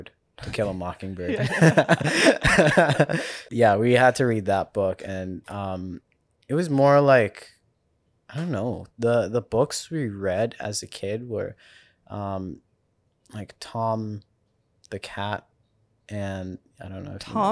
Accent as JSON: {"language": "English", "country": "South Africa", "tie": "born or raised there", "said": "I grew up in South Africa, so like..."}